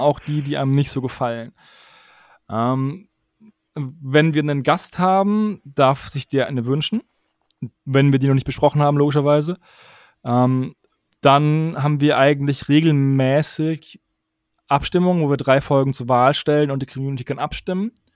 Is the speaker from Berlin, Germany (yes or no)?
no; Würzburg, Bavaria, Germany; Ich komme aus Würzburg